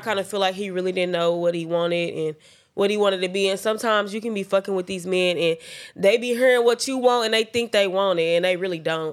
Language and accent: English; Oklahoma City, Oklahoma, United States; I'm from Oklahoma City